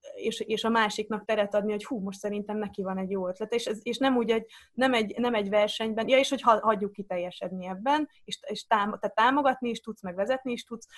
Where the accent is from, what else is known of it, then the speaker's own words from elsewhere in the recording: Zala, Hungary; moved away; also born or lived in Netherlands; akkor Zalában laktunk egy picike faluban